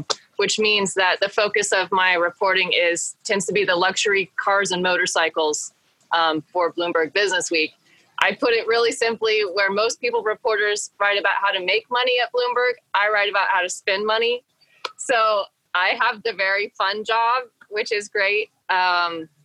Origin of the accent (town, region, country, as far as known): Bend, Oregon, United States; born or raised there; moved away as an adult; also born or lived in Eugene, Oregon / Texas / New York